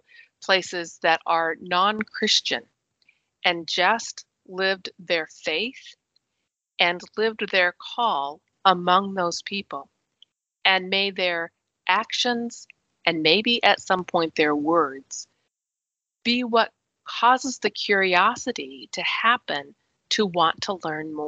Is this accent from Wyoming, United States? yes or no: yes; Wyoming, United States; moved away; I was born and raised in Wyoming, which is very, very rural